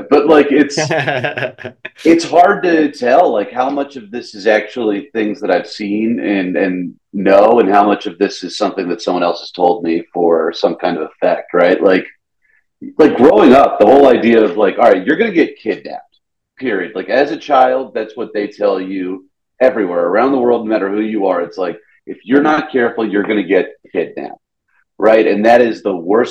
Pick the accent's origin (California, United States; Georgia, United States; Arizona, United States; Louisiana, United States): Georgia, United States; Atlanta; accent: Southern; moved away as an adult; now in New York, United States; I'm from Atlanta, right? And I started drinking in Atlanta